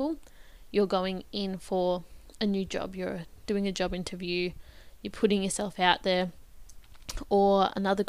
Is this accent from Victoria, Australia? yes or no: yes; Bendigo, Victoria, Australia; if I stayed in my hometown